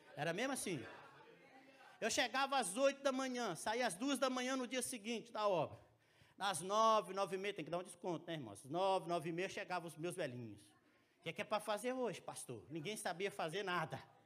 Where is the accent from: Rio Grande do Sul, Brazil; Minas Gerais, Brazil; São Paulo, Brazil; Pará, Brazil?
Minas Gerais, Brazil; moved away; Eu sou mineiro